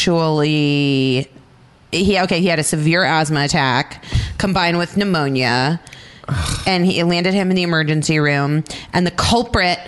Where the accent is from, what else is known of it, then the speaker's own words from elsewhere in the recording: Phoenix, Arizona, United States; where I'm from Phoenix